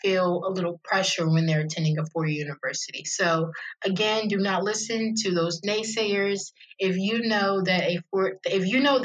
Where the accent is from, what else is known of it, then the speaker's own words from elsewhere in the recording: Annapolis, Maryland, United States; I was born and raised in Annapolis, Maryland. I love it here